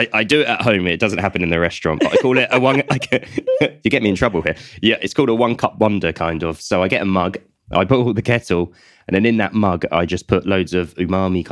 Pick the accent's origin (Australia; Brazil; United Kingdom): United Kingdom; as a British public, me included